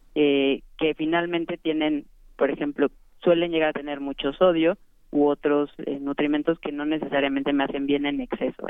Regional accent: Mexico; nuestro país

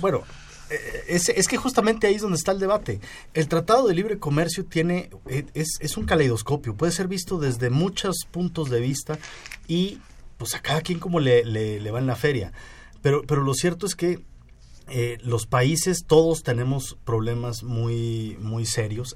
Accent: Mexico; yo como mexicano

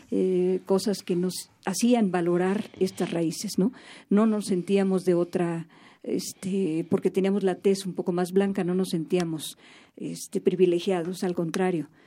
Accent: Veracruz, Mexico; yo tengo raíz de Oaxaca, de Michoacán y soy de Veracruz, soy nacida en Veracruz.

